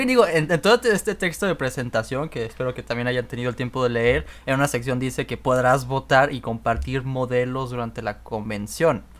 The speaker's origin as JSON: {"language": "Spanish", "country": "Mexico", "moved": "yes", "lives_now": "Canada", "said": "nosotros que, que somos mexicanos"}